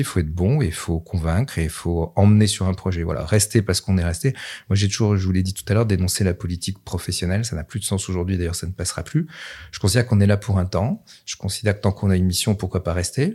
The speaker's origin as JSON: {"language": "French", "town": "Nevers", "region": "Bourgogne-Franche-Comté", "country": "France", "said": "j'étais de Nevers"}